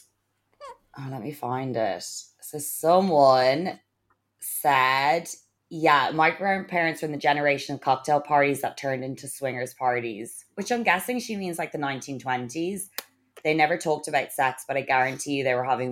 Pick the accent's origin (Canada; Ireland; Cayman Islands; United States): Ireland; we're obviously Irish and it's obviously a strict Catholic country as well